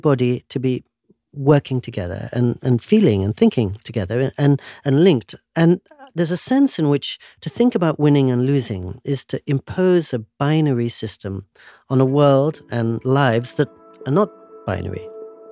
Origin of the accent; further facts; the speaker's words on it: England, United Kingdom; moved away as an adult; now in Japan; As a boy growing up in England